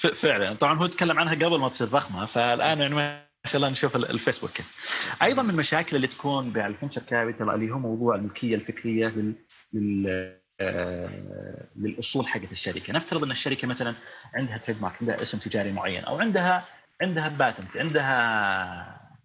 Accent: Saudi Arabia; عندنا في السعوديه

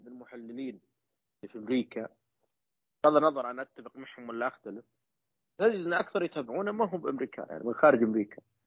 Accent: Saudi Arabia; عندنا في السعوديه

